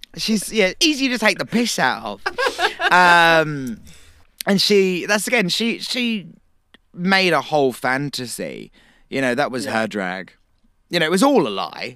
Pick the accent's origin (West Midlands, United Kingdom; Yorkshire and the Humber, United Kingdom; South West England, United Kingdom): South West England, United Kingdom; Cornwall; Me, uh, Cornwall.